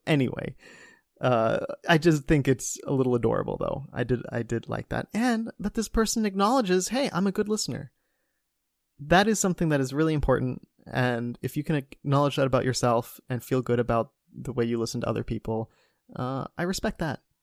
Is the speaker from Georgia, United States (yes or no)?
no; Cincinnati, Ohio, United States; the Cincinnati Enquirer, my hometown